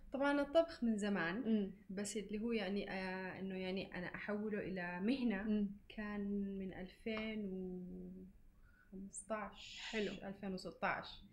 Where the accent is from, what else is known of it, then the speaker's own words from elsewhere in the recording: Yemen; now in Dubai, United Arab Emirates; اني يمنيه